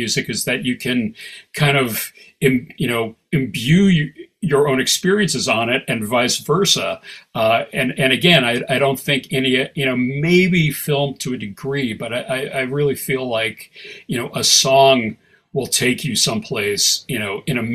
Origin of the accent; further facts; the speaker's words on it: Ann Arbor, Michigan, United States; I grew up in Ann Arbor, Michigan, with a hippie